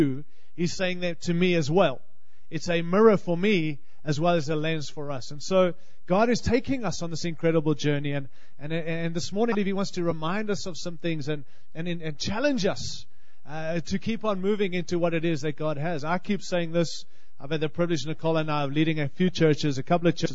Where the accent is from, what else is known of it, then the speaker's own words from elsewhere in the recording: Australia; accent: Australian; moved away as an adult; also born or lived in California; now in Denver, United States; I hope you can understand my accent. I'm Australian.